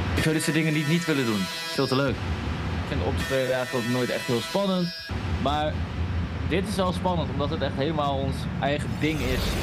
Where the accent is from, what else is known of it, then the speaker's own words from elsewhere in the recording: Groningen, Netherlands; wij komen uit Groningen